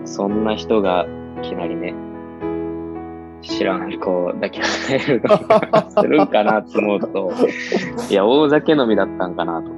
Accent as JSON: {"language": "Japanese", "town": "Ishigaki", "region": "Okinawa", "country": "Japan", "tie": "born or raised there", "said": "まあ島出身なんで"}